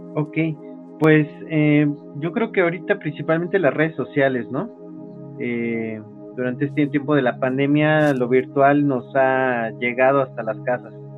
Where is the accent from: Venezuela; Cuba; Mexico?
Mexico; En nuestro caso, de nuestro país, México